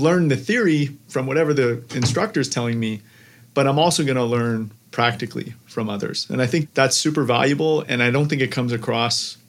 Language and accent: English; Canada; I'm Canadian